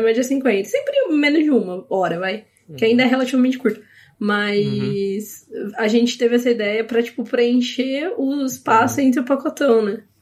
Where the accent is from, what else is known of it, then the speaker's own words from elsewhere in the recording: Paulínia, São Paulo, Brazil; also born or lived in Campinas; eu sou de Paulínia, mas né, morava em Campinas